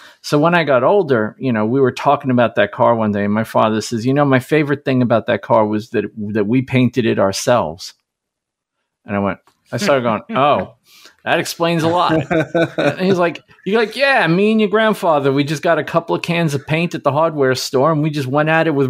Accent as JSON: {"language": "English", "town": "Brooklyn", "region": "New York", "country": "United States", "tie": "born or raised there", "said": "I grew up in Brooklyn. That's not just Australia."}